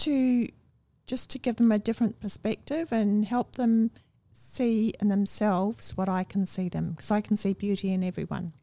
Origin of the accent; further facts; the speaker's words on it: Wellington, New Zealand; also born or lived in Masterton, New Zealand; now in Australia; I was born in Masterton